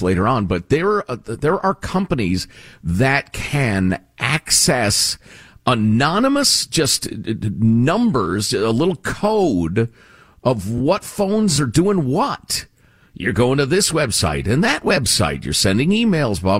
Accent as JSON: {"language": "English", "country": "United States", "said": "I'm an American"}